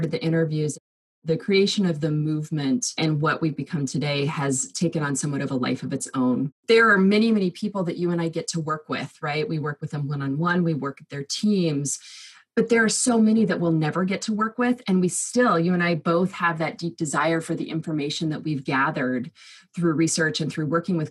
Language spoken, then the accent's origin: English; Southern California, United States; now in Seattle, United States; I live in Seattle, Washington in the US, but I grew up in Southern California